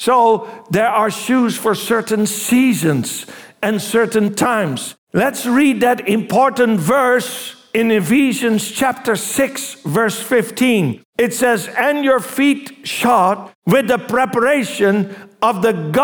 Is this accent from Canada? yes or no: no; Netherlands; I was from Holland